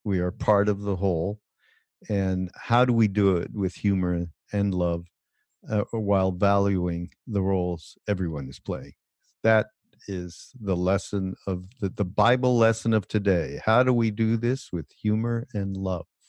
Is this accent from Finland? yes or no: no; Quebec, Canada; now in United States; Je suis, je viens de Quebec. Je suis Québécois